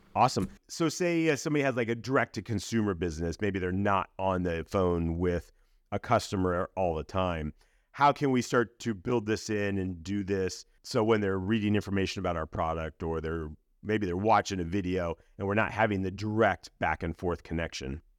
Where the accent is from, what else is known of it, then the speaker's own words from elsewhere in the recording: Akron, Ohio, United States; Akron, Ohio